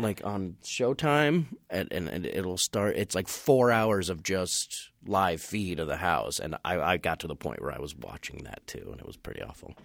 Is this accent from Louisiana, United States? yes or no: no; Eastchester, New York, United States; I grew up in Westchester County in New York